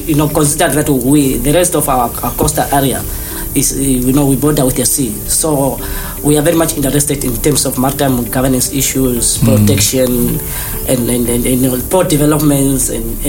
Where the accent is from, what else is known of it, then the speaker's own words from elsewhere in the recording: Namibia; moved away as an adult; now in Malmo, Sweden; I'm from Namibia